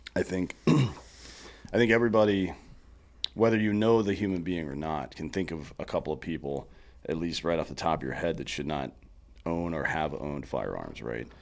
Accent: the Carolinas, United States; now in Texas, United States; I come from the Carolinas, too, so I kinda grew up on that kinda barbecue

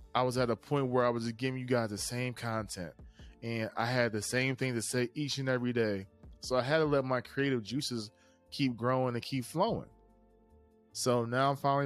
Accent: East Coast, United States; I'm a kid from the East Coast

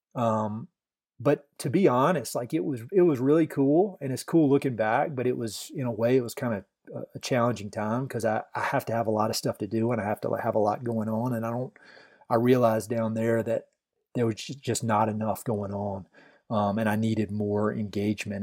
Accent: Tarboro, North Carolina, United States; moved away as an adult; now in Colorado Springs, United States; I'm in a really small town, uh, called Tarboro

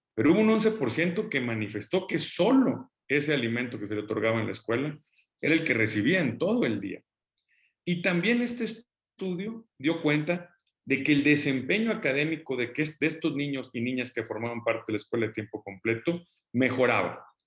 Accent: Mexico; todos los mexicanos

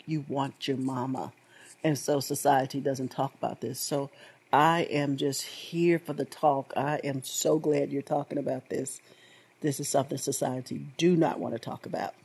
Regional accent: United States; I was born here in America

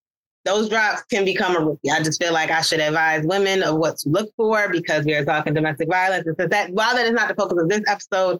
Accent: New York, United States; I'm from New York

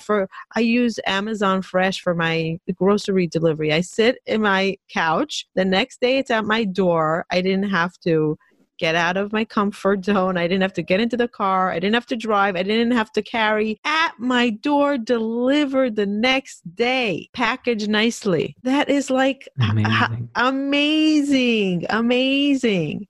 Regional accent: Israel; I grew up in Israel

